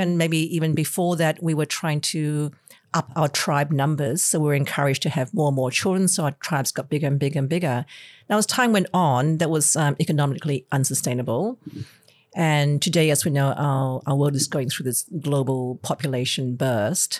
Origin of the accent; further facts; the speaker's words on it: Malaysia; now in Australia; I am Chinese from Malaysia, and the way I grew up was actually quite different to the way, um, kids grew up in Australia